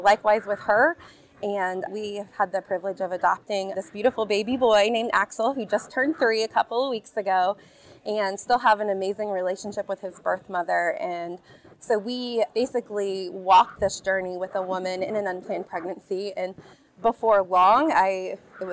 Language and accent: English; Kokomo, Indiana, United States; I grew up right here in Kokomo, Indiana